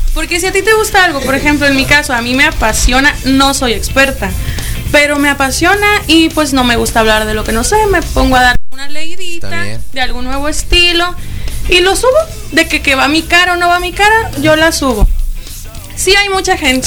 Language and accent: Spanish; Ciudad Obregón, Sonora, Mexico; also born or lived in Tijuana; now in Hermosillo, Mexico; Yo soy de Obregón, de allá vengo, tengo ya más de un par de añitos viviendo.